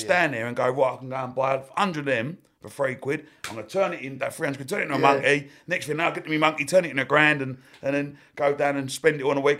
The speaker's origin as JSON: {"language": "English", "town": "Romford", "region": "London", "country": "United Kingdom", "tie": "born or raised there", "said": "Like, I grew up on Main Road in Romford."}